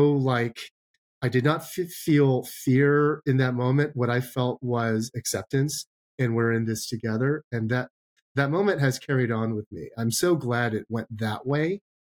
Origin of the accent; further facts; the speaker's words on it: Arcadia, California, United States; I grew up in Arcadia